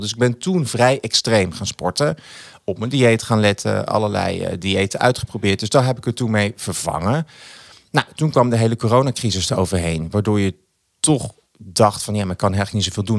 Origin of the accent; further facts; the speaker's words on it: Achterhoek, Gelderland, Netherlands; ik kom uit de Achterhoek